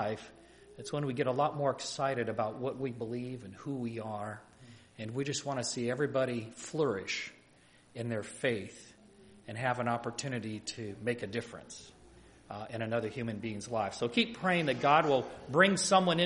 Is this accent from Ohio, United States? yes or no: yes; Ohio, United States; moved away as an adult; also born or lived in Michigan; Growing up in Ohio, I'm just coming back home after about an absence of about 30 years